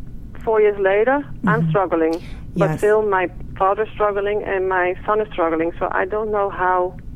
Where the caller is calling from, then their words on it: Netherlands; English is a second language; I'm calling from the Netherlands, so I'm sorry for my English.